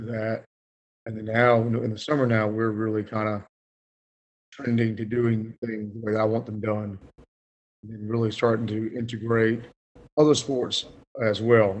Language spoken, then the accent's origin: English; Suffolk, Virginia, United States; moved away as an adult; also born or lived in Greensboro, North Carolina / Rockingham, North Carolina; Went to Kingsport High School, located in right in Suffolk